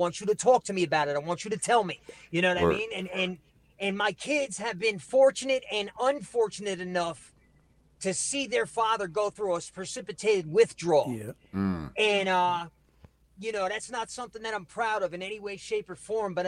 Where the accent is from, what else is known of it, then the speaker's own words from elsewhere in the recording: Barnegat, New Jersey, United States; moved away; also born or lived in South Philadelphia, Pennsylvania; Born in South Philly, raised in Barnegat, New Jersey, which is South Jersey.